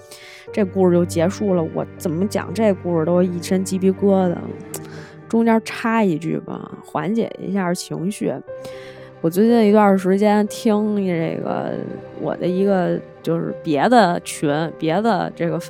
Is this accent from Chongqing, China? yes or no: no; Tianjin, China; accent: Beijing; 我作为一个天津人，十分的不好意思跟大家讲，就是我确实不是故意的讲北京腔，就是说话的时候可能会带一点儿，真不是故意的。